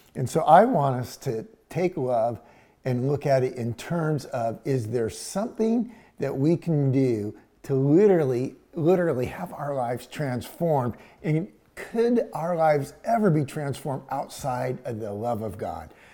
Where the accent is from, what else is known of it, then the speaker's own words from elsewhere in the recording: Houston, Texas, United States; growing up in Houston, we did that. I lived at 3808 Arnold Street. It was a dead end. And we're talking Houston, Texas